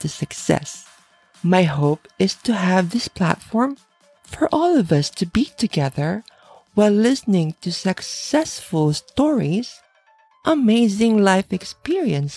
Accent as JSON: {"language": "English", "country": "Philippines", "moved": "yes", "lives_now": "Japan", "said": "I'm originally from the Philippines, and in the Philippines, we only have two seasons"}